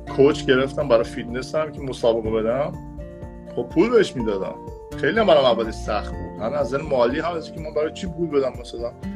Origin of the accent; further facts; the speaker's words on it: Iran; now in Miami, United States; من از ایران اومدم